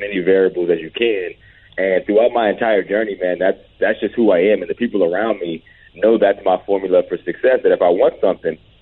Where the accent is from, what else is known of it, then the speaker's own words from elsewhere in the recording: Johnstown, Pennsylvania, United States; I got my own day in my hometown, kind of a hometown hero situation. I come from a very small football town, man, and, you know, whenever I made the NFL, a couple people behind the scenes pulled some strings